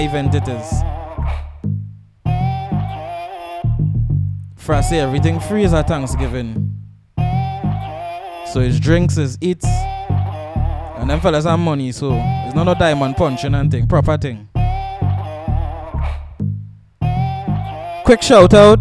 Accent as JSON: {"language": "English", "town": "Arima", "country": "Trinidad & Tobago", "tie": "born or raised there", "said": "We up in the East, my hometown, Arima"}